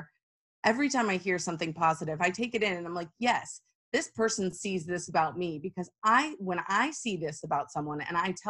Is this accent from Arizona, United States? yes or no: yes; Arizona, United States; now in Houston, United States; I'm not originally from Houston. I'm originally from Arizona